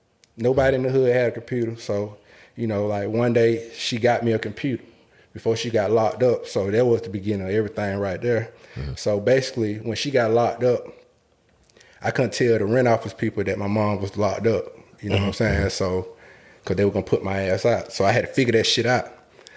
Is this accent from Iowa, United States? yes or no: no; Atlanta, Georgia, United States; So, for me, Allen Temple Projects, I'm going to give you the picture.